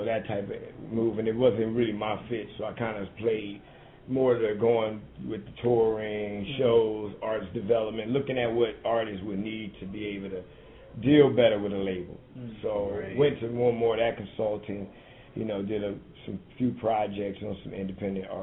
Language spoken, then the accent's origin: English; New Orleans, Louisiana, United States; moved away; I'm from New Orleans